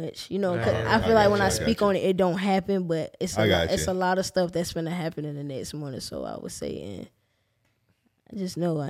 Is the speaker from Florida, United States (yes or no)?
yes; Jacksonville, Florida, United States; I'm from the West Side